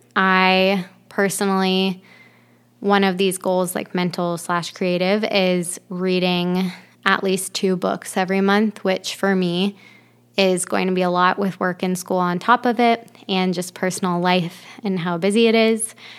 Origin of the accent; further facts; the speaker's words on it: Ohio, United States; moved away as an adult; also born or lived in Florida; now in Michigan, United States; I am from Ohio originally, but I've moved around quite a bit. I lived in Florida for seven years after um, growing up in Ohio